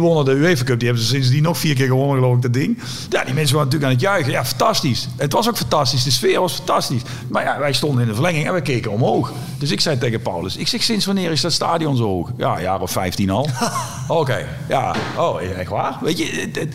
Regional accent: Netherlands; waar ik geboren ben, in het Bos

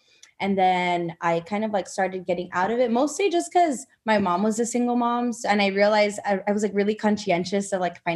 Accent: Miami, Florida, United States; moved away as an adult; now in Austin, United States; I'm actually from South Florida. Yeah, I'm from Miami

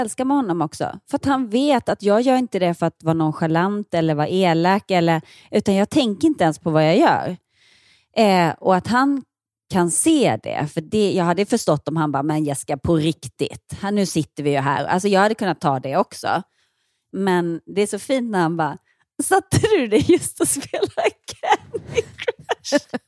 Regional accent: Ronneby, Blekinge, Sweden; moved away as an adult; som vuxen, när jag flyttade från Ronneby

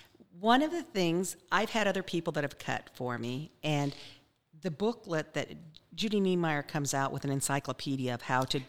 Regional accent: Wyoming, United States; accent: Wyoming; I have a Wyoming accent

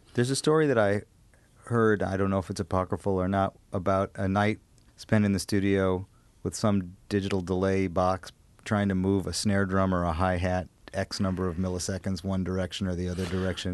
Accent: Madison, Wisconsin, United States; I'm from Madison

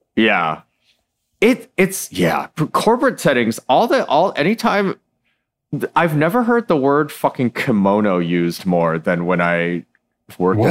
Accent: Michigan, United States; I was born in Michigan

